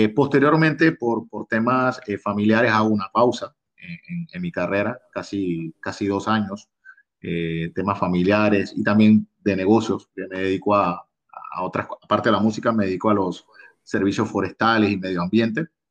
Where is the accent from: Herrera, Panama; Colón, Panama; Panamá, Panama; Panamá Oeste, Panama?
Colón, Panama; Costa Abajo; yo soy oriundo de la provincia de Colón, específicamente de la Costa Abajo